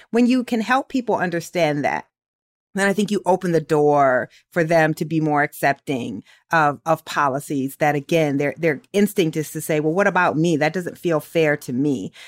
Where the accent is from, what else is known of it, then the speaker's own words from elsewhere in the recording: Waterloo, Iowa, United States; I'm from Waterloo